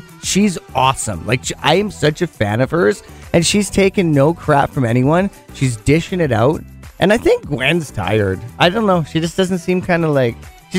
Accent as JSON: {"language": "English", "town": "Penticton", "region": "British Columbia", "country": "Canada", "tie": "born or raised there", "said": "So that sucks for my hometown."}